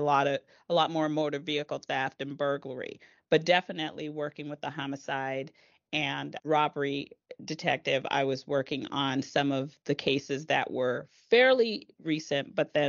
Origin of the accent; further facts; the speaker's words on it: East Palo Alto, California, United States; Well, I am from East Palo Alto, California. I grew mm-hmm. up there. I spent most of my childhood there, as well as in parts of my childhood in Palo Alto as well.